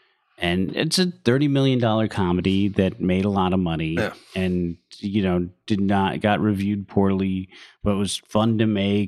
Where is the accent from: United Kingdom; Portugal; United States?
United States; San Francisco, California; growing up in San Francisco